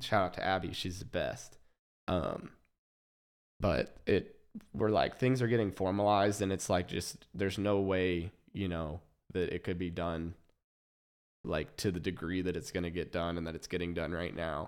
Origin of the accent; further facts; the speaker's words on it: Overland Park, Kansas, United States; I was born in Kansas City, Missouri, um, and then grew up in Overland Park, Kansas